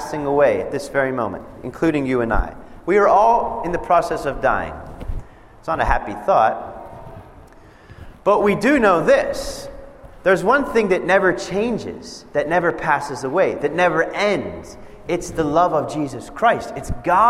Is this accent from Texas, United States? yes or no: no; Pennsylvania, United States; moved away as an adult; now in Nebraska, United States; I grew up in Pennsylvania